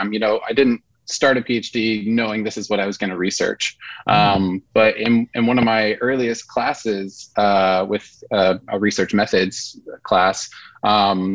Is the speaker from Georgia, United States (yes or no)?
yes; southern United States, Georgia, United States; being a seven-year-old growing up in Georgia, southern United States